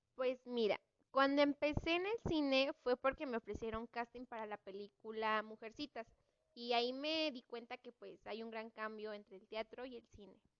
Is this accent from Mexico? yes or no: yes; Mexico; Como mexicana que soy